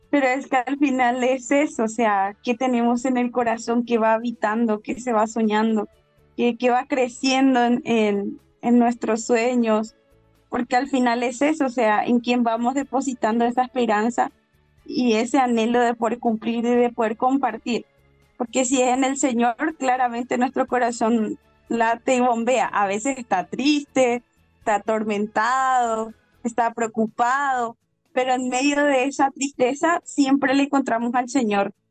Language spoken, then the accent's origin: Spanish; Colombia; now in Paraguay; Porque no es que por el que yo vine de Colombia yo no le reconozco a Dios